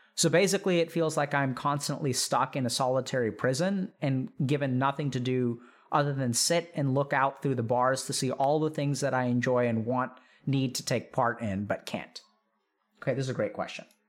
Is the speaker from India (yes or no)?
yes; India; as an Indian